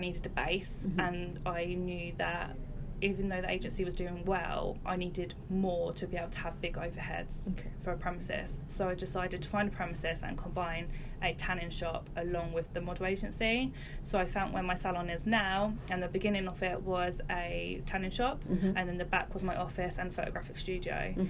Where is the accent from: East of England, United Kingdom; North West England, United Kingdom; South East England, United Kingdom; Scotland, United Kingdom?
East of England, United Kingdom; Luton; moved away as an adult; now in Great Denham, United Kingdom; I'm originally from Luton.